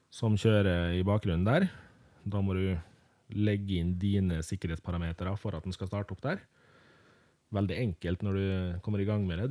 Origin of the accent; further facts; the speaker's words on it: Molde, Møre og Romsdal, Norway; jeg er da født og oppvokst i Molde